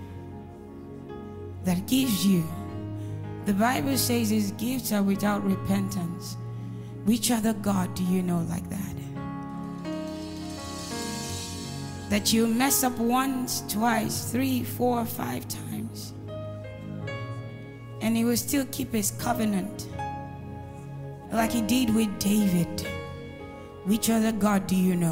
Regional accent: Edo, Nigeria; I come from Edo State

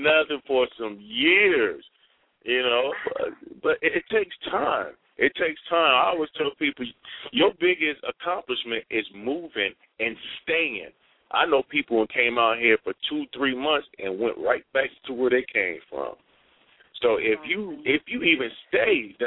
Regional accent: Dayton, Ohio, United States; moved away as an adult; also born or lived in Columbus, Ohio; now in Los Angeles, United States; is originally from a small town called Dayton, Ohio. I graduated from a school called Trotwood Madison.

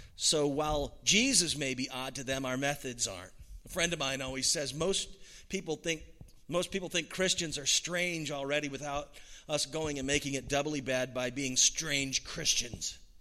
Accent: United States; as an American

